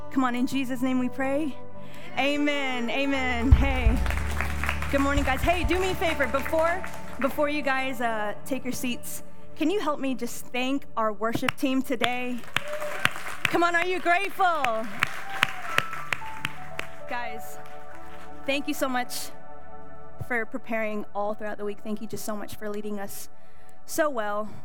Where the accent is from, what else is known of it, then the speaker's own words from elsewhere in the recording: Indonesia; born there; Hello, I am I'm 26 years old. I was born in Indonesia, but raised everywhere.